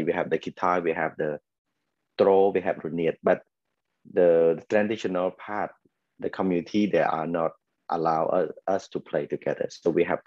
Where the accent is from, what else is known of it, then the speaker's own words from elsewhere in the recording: Ratanakiri, Cambodia; also born or lived in Phnom Penh; I'm actually from Ratanakiri province. I grew up in, the farthest province in Cambodia